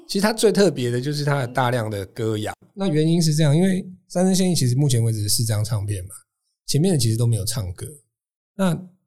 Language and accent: Chinese; Taiwan; 我自己是大概七零年代出生的。嗯。哦。然后，所以那个时候其实台湾的 ，哎，社会状况，就是小朋友应该就会去什么雅马哈幼幼班啊